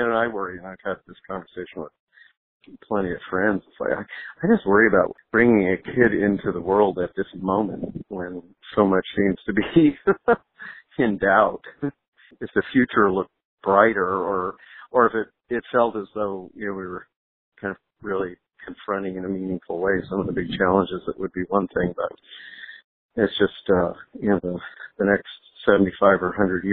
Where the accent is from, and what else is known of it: Sunnyvale, California, United States; born or raised there; also born or lived in Van Nuys, California / Los Angeles